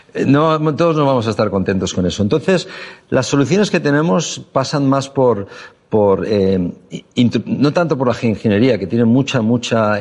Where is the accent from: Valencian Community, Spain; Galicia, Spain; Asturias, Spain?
Valencian Community, Spain; Valencia; soy de Valencia, un lugar donde hoy en día ya las noches en verano son tropicales siempre